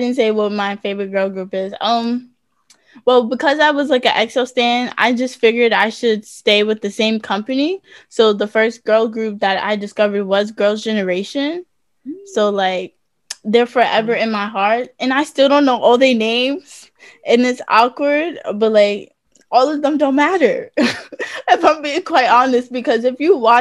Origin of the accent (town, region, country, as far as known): United States